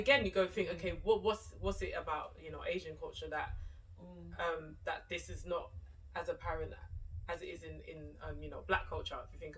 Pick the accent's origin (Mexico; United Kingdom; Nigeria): Nigeria; I'm Nigerian